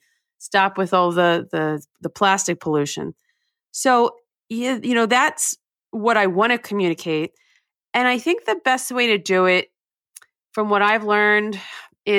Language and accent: English; New Jersey, United States; I grew up in New Jersey in the U.S.